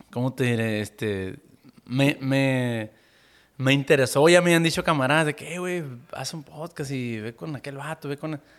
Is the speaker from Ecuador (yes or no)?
no; Caborca, Sonora, Mexico; born there; somos tres y somos nacidos aquí en Caborca, ¿no?